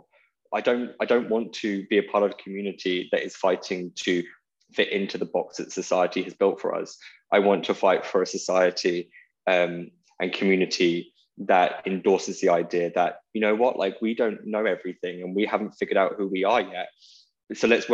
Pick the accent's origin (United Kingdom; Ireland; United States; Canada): United Kingdom; Portsmouth, South East England; moved away as an adult; I grew up in Portsmouth until I was 21.